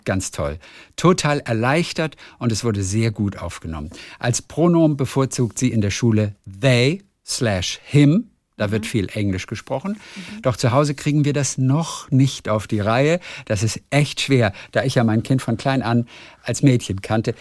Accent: Lübeck, Schleswig-Holstein, Germany; Ist ja auch meine Heimatstadt

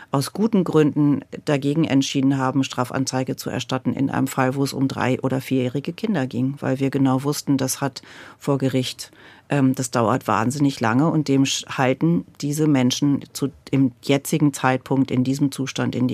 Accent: Lower Saxony, Germany; bei mir, da wo ich groß geworden bin in Niedersachsen.

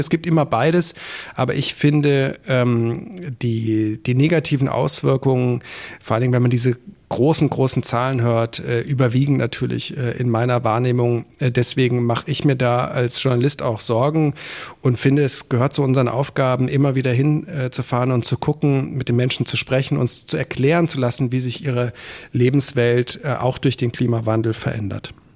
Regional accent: Germany; bei uns in Deutschland

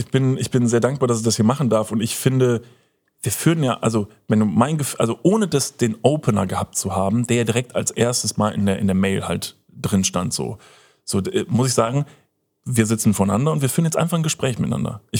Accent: Upper Franconia, Bavaria, Germany; moved away; meiner Heimat in Oberfranken

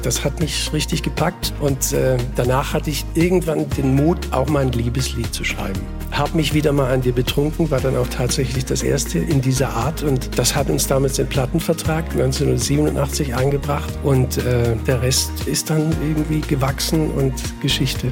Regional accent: Ingersheim, Baden-Württemberg, Germany; also born or lived in Bietigheim-Bissingen; meine Heimatgemeinde Groß-Ingersheim. Mhm. Da bin ich geboren, 61, im Siedlungshaus, im Wohnzimmer

